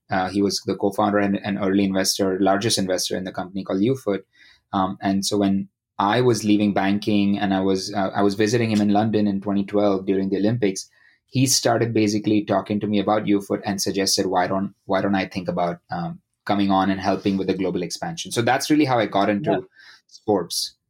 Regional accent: India; moved away as an adult; now in United States; I grew up uh, in India.

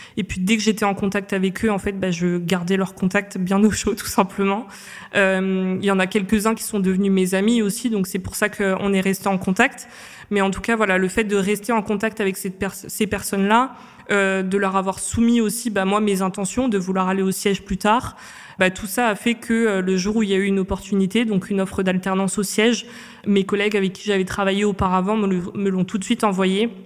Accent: Réunion; moved away as an adult; now in Paris, France; je viens de l'île de la Réunion. Donc je suis arrivée à Paris en 2016 euh, après mon bac général ES que j'ai fait à l'île de la Réunion

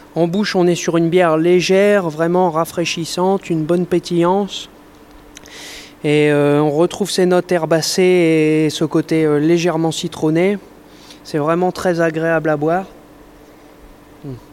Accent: Nord-Pas-de-Calais, Hauts-de-France, France; also born or lived in Jura; je suis revenu dans le, dans le Nord-Pas-de-Calais, qui est ma région d'origine

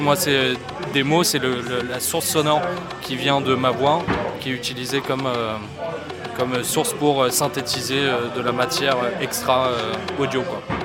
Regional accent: Antibes, Provence-Alpes-Côte d'Azur, France; also born or lived in Dublin; je viens d'Antibes. je suis né à Antibes et ma mère elle est irlandaise de Dublin. Et j'ai beaucoup vécu là-bas

